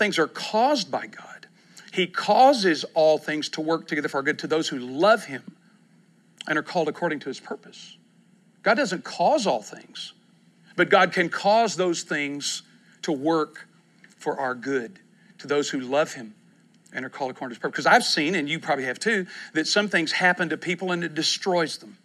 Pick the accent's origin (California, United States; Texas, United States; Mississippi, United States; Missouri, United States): Texas, United States; East; also born or lived in Kentucky; now in Oklahoma City, United States; I grew up in East Texas